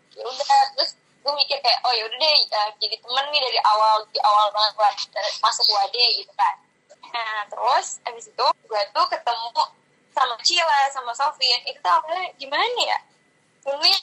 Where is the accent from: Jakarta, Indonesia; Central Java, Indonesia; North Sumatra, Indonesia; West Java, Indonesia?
Jakarta, Indonesia; moved away as an adult; now in Yogyakarta, Indonesia; gue asli Jakarta